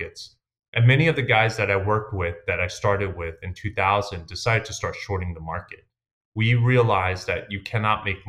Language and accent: English; New York City, New York, United States; I grew up in Queens, New York